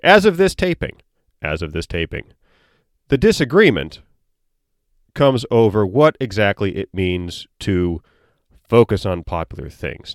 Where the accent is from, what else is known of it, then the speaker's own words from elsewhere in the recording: United States; I'm an American born in the eighties